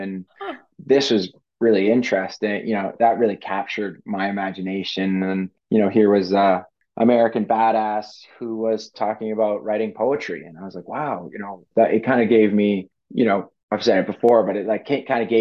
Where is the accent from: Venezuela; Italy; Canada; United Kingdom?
Canada; I grew up in Canada